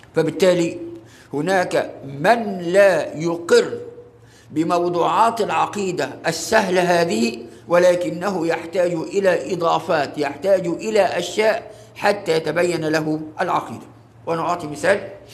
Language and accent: Arabic; Egypt; ليس كمصريين فقط